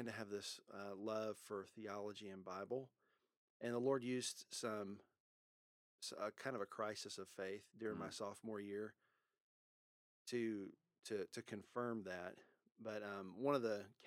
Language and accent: English; Louisiana, United States; also born or lived in Texas; now in Louisville, United States; I was born in Louisiana, spent most of my growing up years in Louisiana, but I also spent part of it in Texas, in the Metroplex area